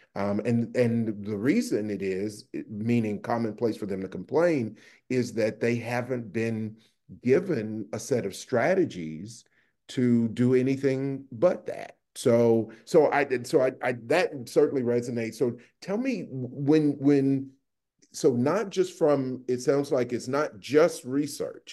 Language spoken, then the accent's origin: English; the South, United States; moved away; also born or lived in New Haven; I'm originally from the South